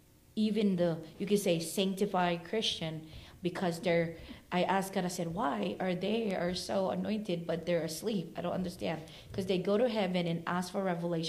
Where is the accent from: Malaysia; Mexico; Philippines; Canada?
Philippines; moved away; also born or lived in Oakland, California; I was born and raised in the Philippines, moved here in Oakland